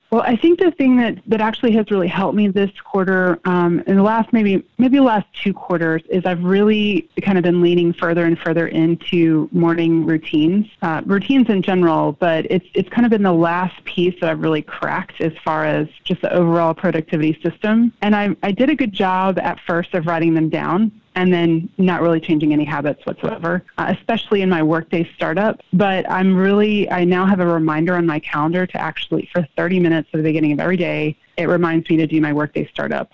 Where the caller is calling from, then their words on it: Houston, Texas, United States; I am calling from Houston, Texas